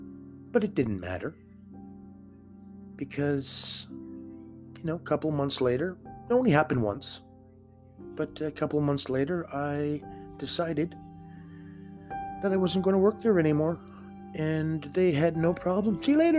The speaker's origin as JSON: {"language": "English", "town": "Winnipeg", "region": "Manitoba", "country": "Canada", "said": "Because I'm from Winnipeg, Manitoba, Canada"}